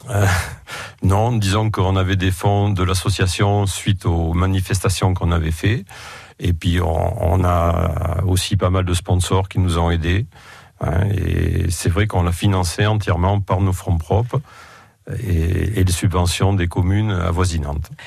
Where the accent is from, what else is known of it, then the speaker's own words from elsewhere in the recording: Roque de Thau, Nouvelle-Aquitaine, France; je suis né à Roque de et j'y ai toujours vécu et travaillé d'ailleurs.